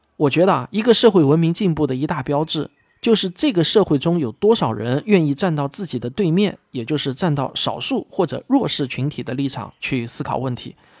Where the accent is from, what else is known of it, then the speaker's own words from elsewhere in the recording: China; 我们中国人大多数都没有被新冠病毒感染过